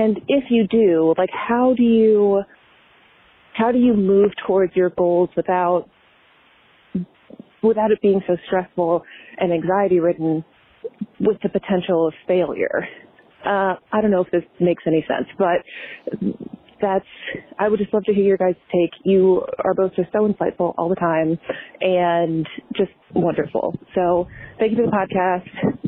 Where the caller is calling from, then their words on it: Maryland, United States; I'm calling from Maryland